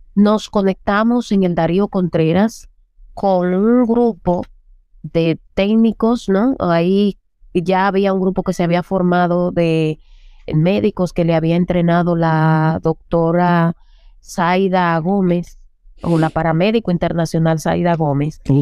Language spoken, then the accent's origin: Spanish; Las Matas de Farfán, San Juan, Dominican Republic; moved away; also born or lived in Santo Domingo; vengo desde un pueblo de las Matas de Farfán